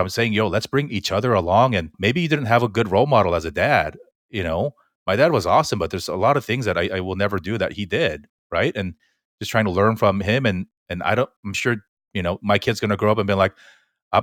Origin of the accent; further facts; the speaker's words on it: Fullerton, California, United States; William and I grew up in Fullerton, which is the most Korean place outside of Korea